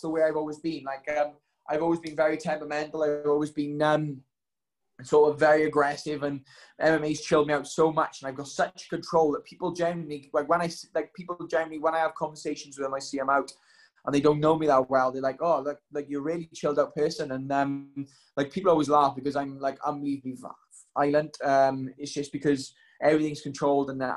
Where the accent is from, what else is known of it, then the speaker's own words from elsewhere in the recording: Wales, United Kingdom; I've always loved being Welsh